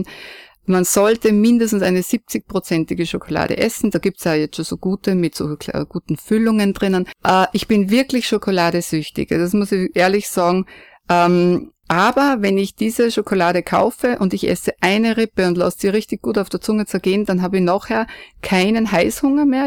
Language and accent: German; foot of the Gaisberg, Salzburg, Austria; aufgewachsen bin ich am Fuße des Geisbergs neben einem Bauernhof